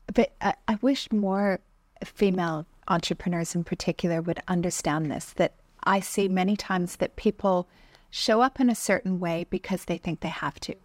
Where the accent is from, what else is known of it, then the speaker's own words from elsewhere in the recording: Canada; I grew up in Canada